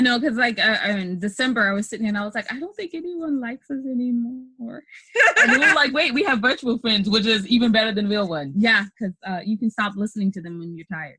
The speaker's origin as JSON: {"language": "English", "country": "United States", "said": "We're American"}